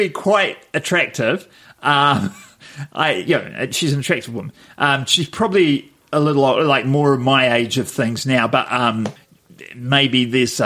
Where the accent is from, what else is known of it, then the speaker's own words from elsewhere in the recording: Wellington, New Zealand; my hometown, Wellington